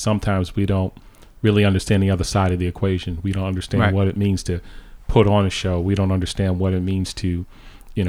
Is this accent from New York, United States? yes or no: yes; New York, United States; moved away as an adult; now in Hartford, United States; I grew up in New York.